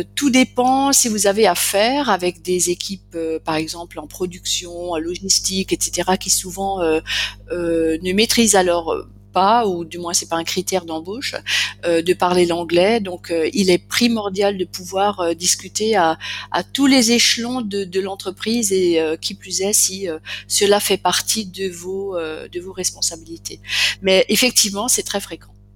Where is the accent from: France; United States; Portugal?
France; Alsace, Grand Est; je suis alsacienne, donc je parle le dialecte alsacien